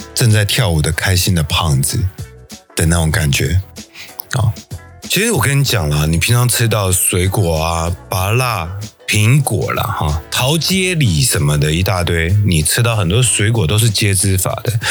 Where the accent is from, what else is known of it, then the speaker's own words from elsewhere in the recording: Taiwan; 我们台湾人